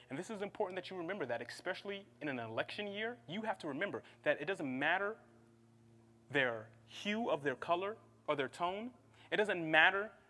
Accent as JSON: {"language": "English", "region": "Midwest", "country": "United States", "said": "I'm from the Midwest, please forgive me."}